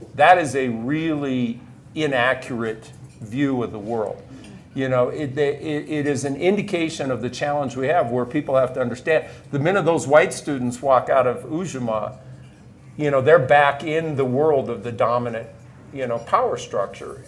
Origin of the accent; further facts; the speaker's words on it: Nebraska, United States; moved away as an adult; I grew up on a, a farm near a small community in Nebraska